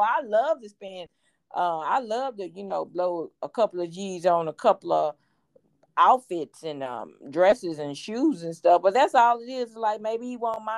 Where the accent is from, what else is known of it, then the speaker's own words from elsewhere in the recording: Houston, Texas, United States; I'm from Fifth Ward